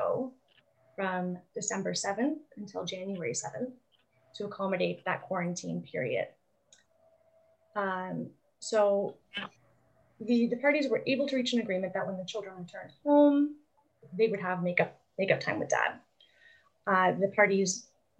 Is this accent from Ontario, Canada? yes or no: no; St. John's, Newfoundland and Labrador, Canada; I'm from St. John's